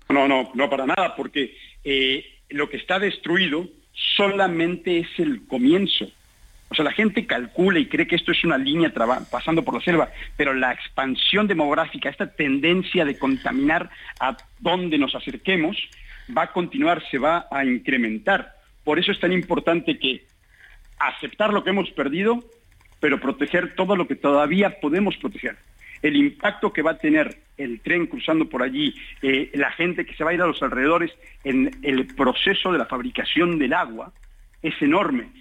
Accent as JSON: {"language": "Spanish", "region": "Quintana Roo", "country": "Mexico", "said": "somos los habitantes de Quintana Roo"}